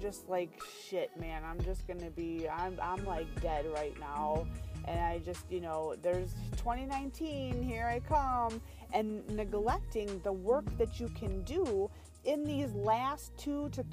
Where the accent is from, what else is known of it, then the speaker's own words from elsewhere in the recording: California, United States; I was born in that state.